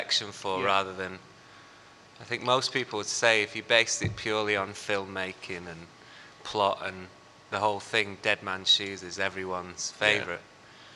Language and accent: English; Chorley, North West England, United Kingdom; I'm from Chorley